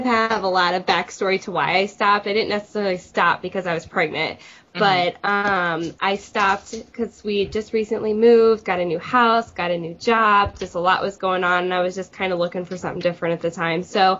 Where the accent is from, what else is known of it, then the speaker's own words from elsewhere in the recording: Illinois, United States; I'm from Illinois